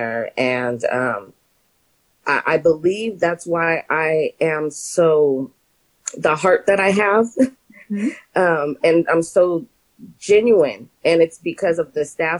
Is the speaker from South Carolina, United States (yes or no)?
no; Santa Barbara, California, United States; now in Lompoc, United States; I am born and raised in Santa Barbara